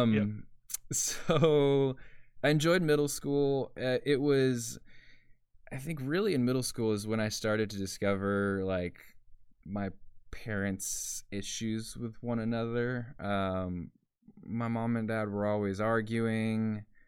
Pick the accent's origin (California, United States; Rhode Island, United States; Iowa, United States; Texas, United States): Texas, United States; Porter; I grew up in Porter, Texas